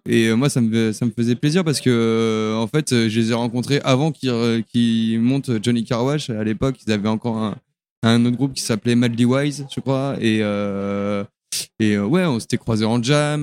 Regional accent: Jura, Bourgogne-Franche-Comté, France; now in Lyon, France; chez moi dans le Jura

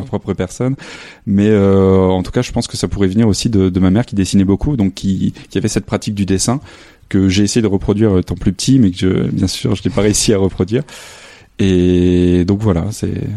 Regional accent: a small village near Lille, Hauts-de-France, France; moved away as an adult; also born or lived in Arles; now in Saint-Denis, France; je suis originaire du nord de la France, dans un petit village à côté de Lille

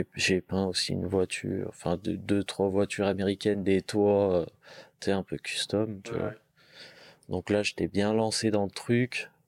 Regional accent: countryside near Chavanay, originally Lyon, Auvergne-Rhône-Alpes, France; on est de Lyon et mes parents ils sont venus à la campagne euh, quand on était petit. Donc on a toujours grandi

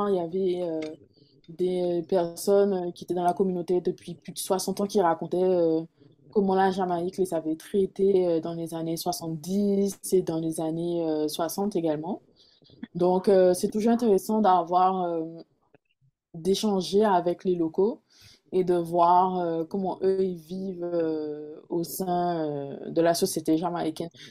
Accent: Caribbean, France; on est français, on est caribéen, on est antillais, mais on a des origines indiennes, africaines, européennes.

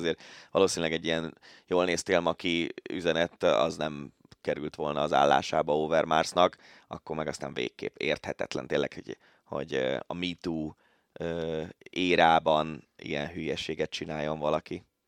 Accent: Budapest, Hungary; én angyalföldi gyerek vagyok

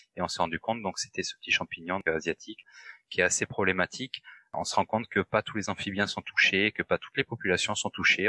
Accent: France; chez nous en France

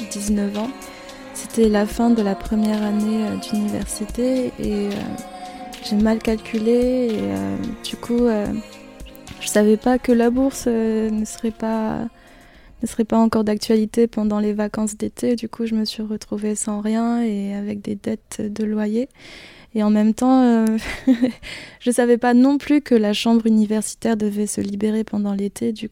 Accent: Brittany, France; also born or lived in Philippines; Je suis née aux Philippines, je suis arrivée en France vers 5 ans, euh, en Bretagne, parce qu'apparemment je suis un petit peu bretonne, mais bon, euh, je ne suis, suis pas restée non plus euh, en Bretagne, je déménage beaucoup

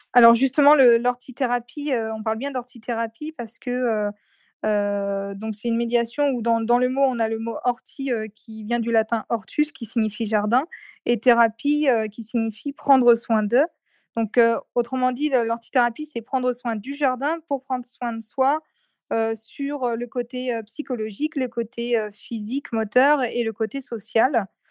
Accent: Nantes, Pays de la Loire, France; also born or lived in Saint-Nazaire; je suis de Nantes

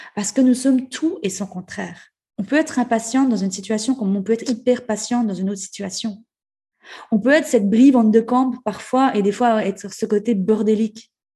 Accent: Ajoie, Jura, Switzerland; en tant que bon, euh, bon jurassien, bon euh, suisse et jurassien et bon ajouleux

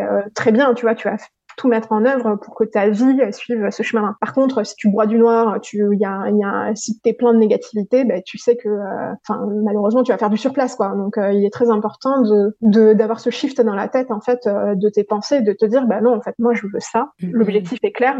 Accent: Paris, Île-de-France, France; moved away; also born or lived in Madagascar / Hong Kong; je viens de Paris

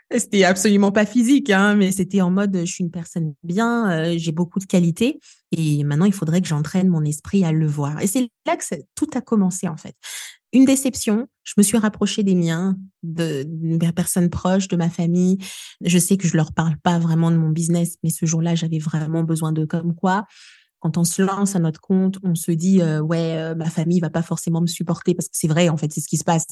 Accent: Kinshasa, DR Congo; moved away as an adult; now in Grenoble, France; moi j'ai grandi euh, ici à Kinshasa où je suis du coup, je suis arrivée en France à mes 20 ans

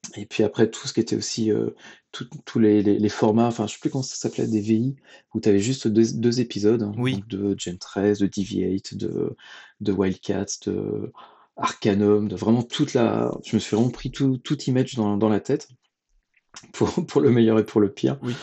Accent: Saint-Malo, Brittany, France; also born or lived in Rennes; Je viens de Bretagne. Hein. Je suis né à Saint-Malo, j'ai fait mes études à Rennes

